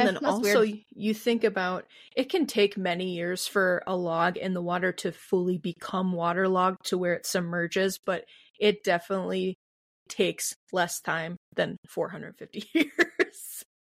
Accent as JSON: {"language": "English", "region": "Midwest", "country": "United States", "said": "I'm from the Midwest. I have a weird way of saying things."}